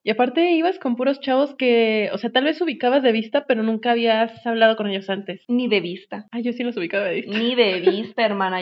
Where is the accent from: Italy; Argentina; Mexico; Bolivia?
Mexico; northern Mexico; soy norteña